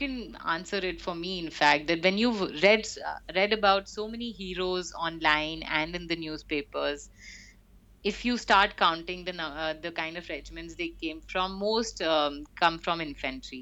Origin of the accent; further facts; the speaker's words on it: Delhi, India; also born or lived in Cardiff, Wales; Delhi was like Delhi, as we all know. I've spent most of my childhood there